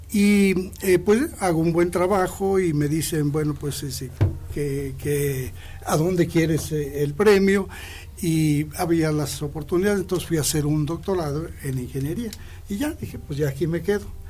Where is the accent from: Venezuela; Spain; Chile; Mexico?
Mexico; Aguascalientes; moved away as an adult; also born or lived in Monterrey / Durango; soy nativo de aquí de Aguascalientes. Nací el 21 eh, de octubre de 1951